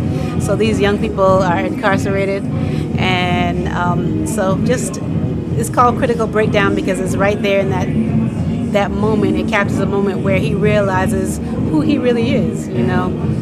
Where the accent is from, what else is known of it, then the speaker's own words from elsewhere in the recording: Boston, Massachusetts, United States; Boston, Massachusetts.